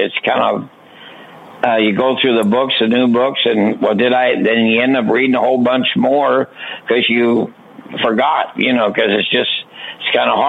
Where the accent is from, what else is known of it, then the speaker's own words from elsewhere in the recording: St. Louis, Missouri, United States; I'm from St. Louis, Missouri, and I'm with the United Workers for the Blind here in Missouri